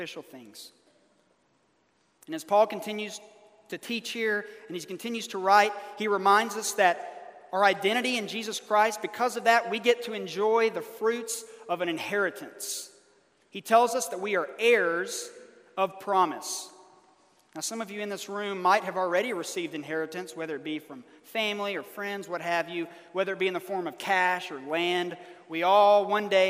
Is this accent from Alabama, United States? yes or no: yes; Birmingham, Alabama, United States; moved away; in my hometown of Birmingham, Alabama